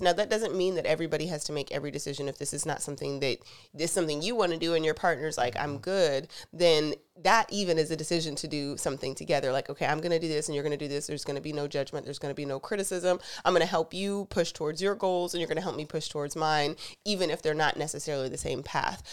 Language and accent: English; the South, United States; I'm from the South